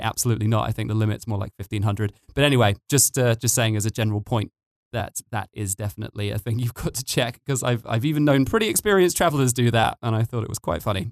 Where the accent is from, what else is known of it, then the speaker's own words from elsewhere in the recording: United Kingdom; now in Tbilisi, Georgia; I'm British